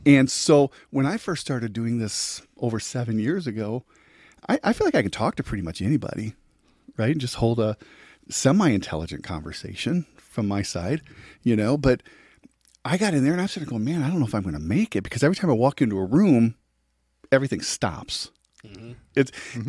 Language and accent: English; La Crosse, Wisconsin, United States; moved away as an adult; also born or lived in Joplin, Missouri; now in Kansas City, United States; born and raised in La Crosse, Wisconsin